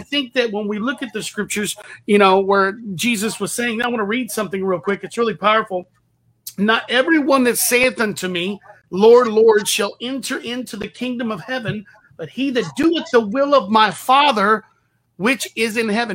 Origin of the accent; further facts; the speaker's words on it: Texas, United States; I have a saying where I'm from. I'm from Texas